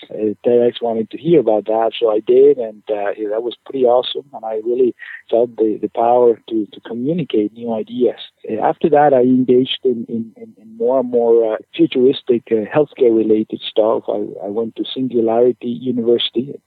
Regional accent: Caracas, Capital District, Venezuela; moved away as an adult; also born or lived in Chicago, Illinois / Ann Arbor, Michigan; now in Maine, United States; I'm originally from Venezuela, from Caracas, Venezuela, where I did med school.

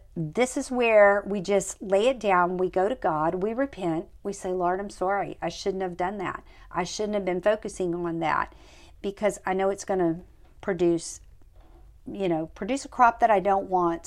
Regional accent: United States; the United States, which is where I'm from

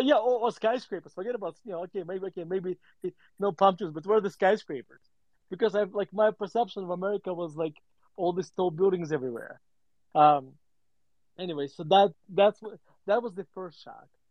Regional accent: Murmansk, Murmansk Oblast, Russia; also born or lived in Denver, Colorado; now in United States; my story growing up in Russia

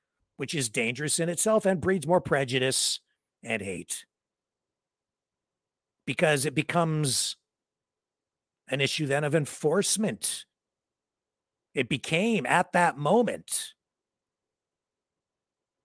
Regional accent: London, Ontario, Canada; my hometown of London, Ontario

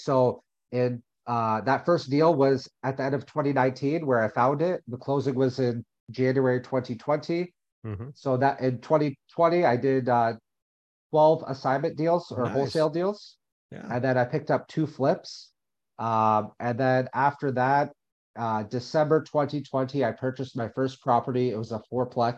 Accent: Windsor, Ontario, Canada; also born or lived in Alberta; I ended up going back to my hometown of Windsor

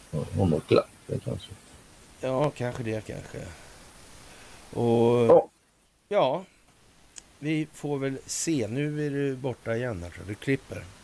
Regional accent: Sweden; som svensk

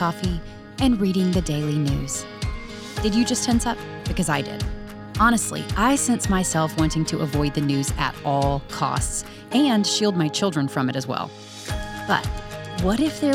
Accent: the South, United States; I'm just as Southern as you

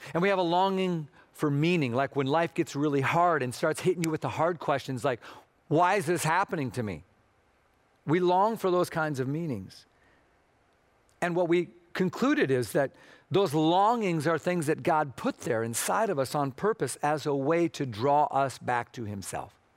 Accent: Minnesota, United States; moved away; I'm from Minnesota, or as we sometimes say, Minnesota

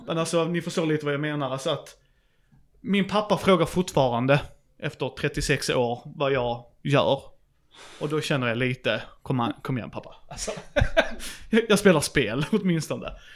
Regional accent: Skåne, Sweden; jag är skåning

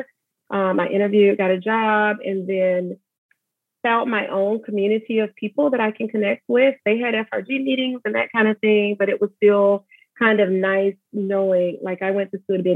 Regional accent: Alabama, United States; moved away as an adult; also born or lived in Georgia; We're both from Alabama.

